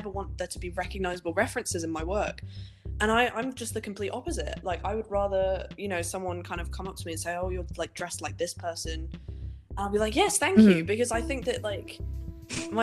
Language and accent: English; Helensburgh, Scotland, United Kingdom; moved away as an adult; now in Manchester, United Kingdom; I grew up in Helensburgh's quite rural, really